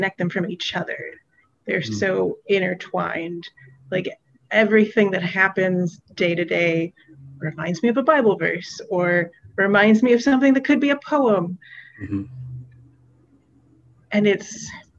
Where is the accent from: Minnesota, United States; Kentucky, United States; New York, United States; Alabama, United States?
Kentucky, United States; Western; I grew up in Western Kentucky.